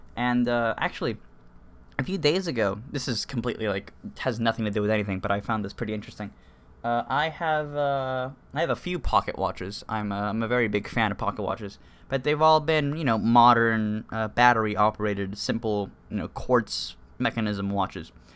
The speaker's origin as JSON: {"language": "English", "country": "Cuba", "tie": "born or raised there", "moved": "yes", "said": "I was born in Cuba, so I'm, you know, I'm Hispanic, and both my parents are Cuban"}